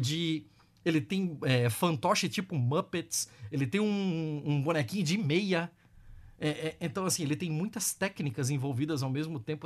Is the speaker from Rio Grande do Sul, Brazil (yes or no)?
no; Joinville, Santa Catarina, Brazil; Eu sou de Joinville